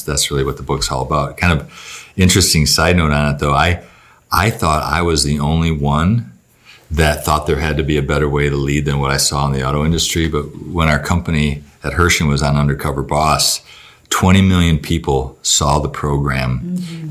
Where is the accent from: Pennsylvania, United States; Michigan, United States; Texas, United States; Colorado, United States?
Michigan, United States; Battle Creek; I grew up in Battle Creek, Michigan